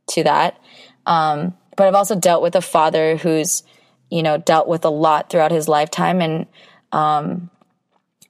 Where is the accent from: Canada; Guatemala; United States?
United States; being Korean American